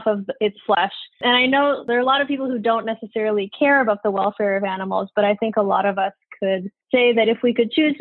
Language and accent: English; Edmonton, Alberta, Canada; I grew up in Edmonton, Alberta, Canada